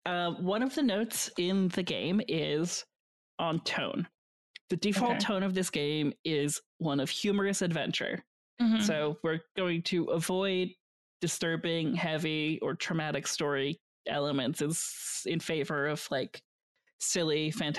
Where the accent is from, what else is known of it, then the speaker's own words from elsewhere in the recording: Canada; That's me being extremely Canadian about it.